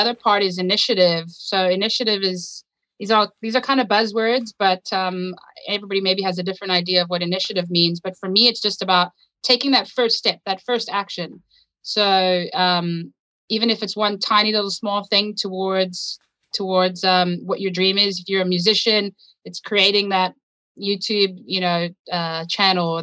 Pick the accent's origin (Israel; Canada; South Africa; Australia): South Africa; moved away as an adult; also born or lived in United States; born and raised in South Africa.